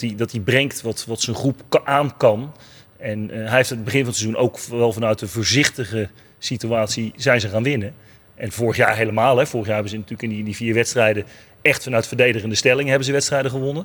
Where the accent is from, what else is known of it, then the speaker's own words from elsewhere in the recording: Rotterdam, South Holland, Netherlands; wij als Rotterdammers